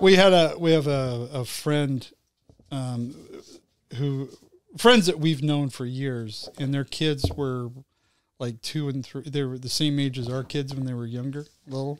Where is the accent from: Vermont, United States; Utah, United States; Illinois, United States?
Utah, United States; I grew up in Utah